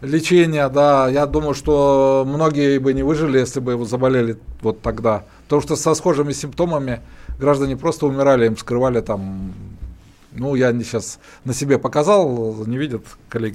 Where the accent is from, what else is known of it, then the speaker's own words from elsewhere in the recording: Urals, Russia; я вот, как и Александр, мы родились на Урале